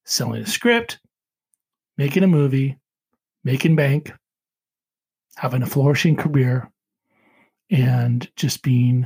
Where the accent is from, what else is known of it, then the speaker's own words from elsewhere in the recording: United States; I am an American and I am proud to be an American